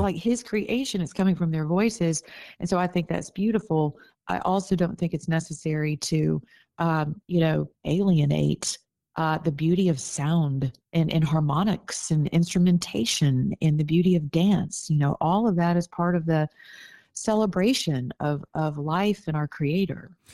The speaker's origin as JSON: {"language": "English", "region": "the South", "country": "United States", "said": "I'm from the South"}